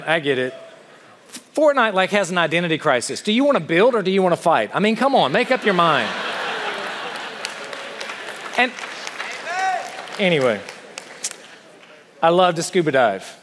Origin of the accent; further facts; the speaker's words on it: South Carolina, United States; accent: Southern; now in Ohio, United States; I grew up in South Carolina